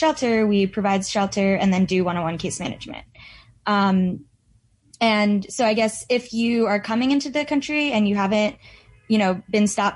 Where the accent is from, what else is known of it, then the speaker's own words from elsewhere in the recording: New York, United States; I'm from New York